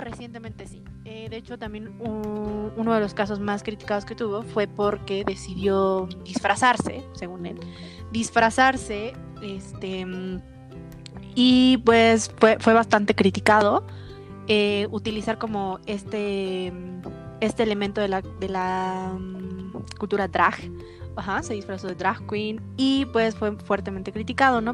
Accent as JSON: {"language": "Spanish", "region": "Mexico City", "country": "Mexico", "said": "nosotros que eh, somos de la Ciudad de México"}